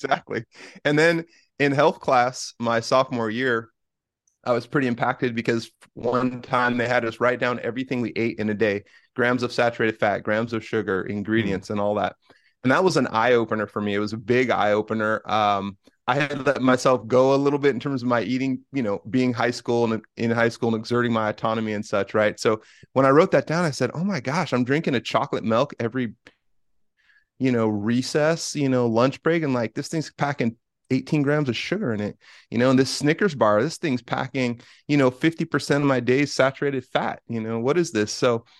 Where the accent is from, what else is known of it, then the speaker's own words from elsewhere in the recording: Bay Area, Northern California, United States; now in Washington, United States; I grew up in Northern California in the Bay Area.